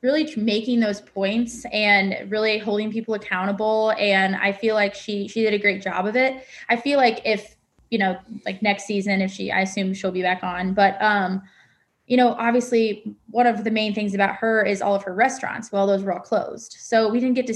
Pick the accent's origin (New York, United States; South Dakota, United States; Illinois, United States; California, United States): Illinois, United States; now in Nashville, United States; I'm from Illinois.